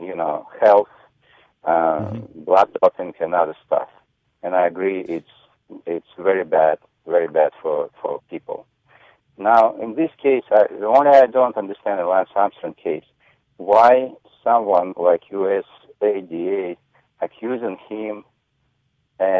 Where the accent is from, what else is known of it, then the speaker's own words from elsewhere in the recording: Russia; moved away as an adult; also born or lived in Soviet Union; now in New York, United States; I'm formerly from Russia. I was an athlete over there.